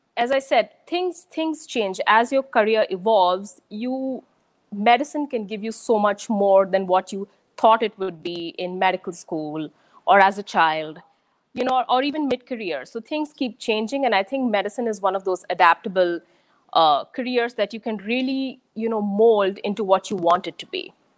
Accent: Pune, Maharashtra, India; moved away as an adult; also born or lived in Chennai, India; now in United States; I'm from Pune in India, but I'd say my childhood is sort of I've lived in Pune. I've changed a couple of schools there. I've lived in Chennai

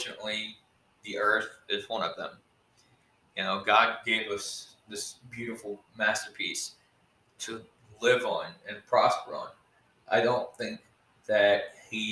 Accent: Texas, United States; born or raised there

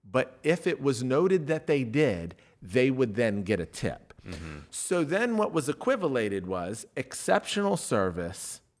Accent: Glen Burnie, Maryland, United States; I'm from Glen Burnie.

